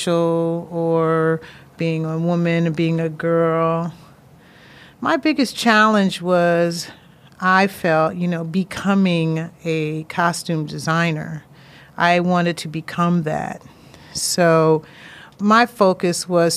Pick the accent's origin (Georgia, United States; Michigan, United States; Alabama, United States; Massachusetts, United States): Massachusetts, United States; Springfield; moved away as an adult; also born or lived in Hampton, Virginia; I went back to my hometown, Springfield, Mass